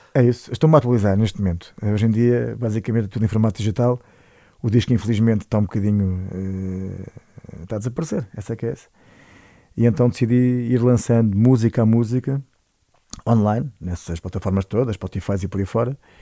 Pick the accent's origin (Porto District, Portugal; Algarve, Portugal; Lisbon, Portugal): Lisbon, Portugal; Oeiras; eu sou de Oeiras, mas o meu pai é alentejano